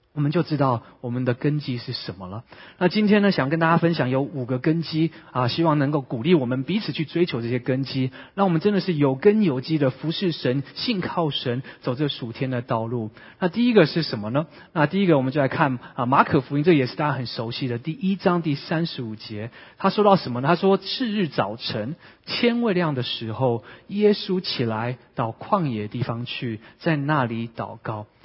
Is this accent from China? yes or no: no; Vancouver, British Columbia, Canada; now in San Francisco Bay Area, United States; 我是温哥华长大的